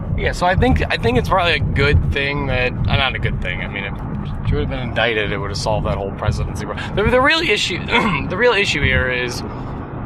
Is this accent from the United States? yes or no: yes; United States; as an American